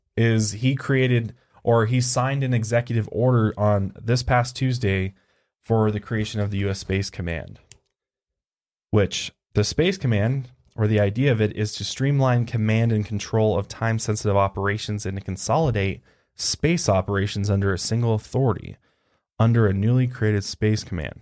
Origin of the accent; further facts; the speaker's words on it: Colorado, United States; I'm from Colorado